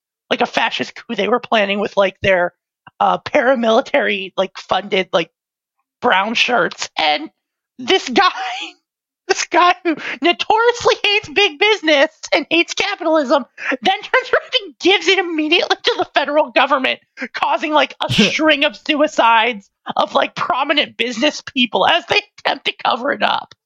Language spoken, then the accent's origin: English; United States; As an American.